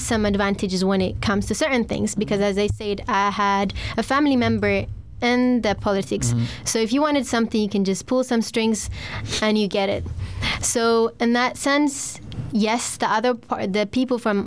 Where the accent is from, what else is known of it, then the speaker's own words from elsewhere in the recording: Stockholm, Stockholm County, Sweden; also born or lived in Växjö; I'm from Stockholm